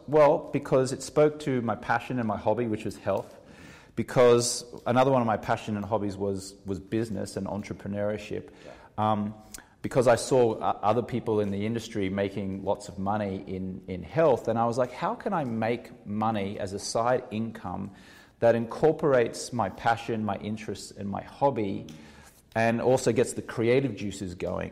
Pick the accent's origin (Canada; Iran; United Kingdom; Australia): Australia; now in Los Angeles, United States; even though I'm Australian